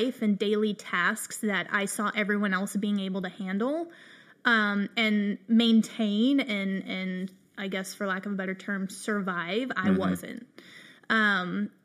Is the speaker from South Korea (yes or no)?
no; Colorado, United States; moved away; also born or lived in the South; I'm from Colorado